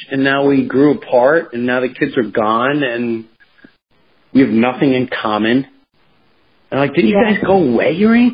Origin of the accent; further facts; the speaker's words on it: Long Island, New York, United States; I grew up in Long